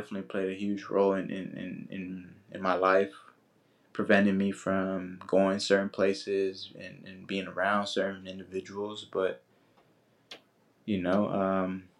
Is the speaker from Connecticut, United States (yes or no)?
no; Oakland, California, United States; growing up in that environment, that community